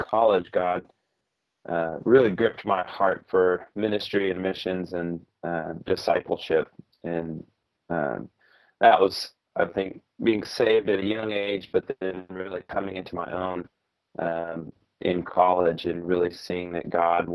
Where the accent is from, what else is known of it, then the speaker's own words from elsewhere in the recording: Little Rock, Arkansas, United States; also born or lived in Norman, Oklahoma; now in Seattle, United States; I was born in Norman, Oklahoma, and my dad was a pastor, and we were there for several years, and then went and traveled around the U.S. doing revivals for several years, and then kind of landed in Little Rock, Arkansas. And so that's where the majority of my childhood was in Arkansas